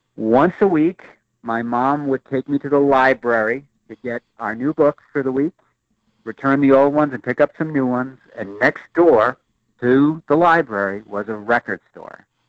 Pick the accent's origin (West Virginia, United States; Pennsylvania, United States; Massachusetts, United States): Massachusetts, United States; Boston; moved away as an adult; now in Michigan, United States; I grew up in Boston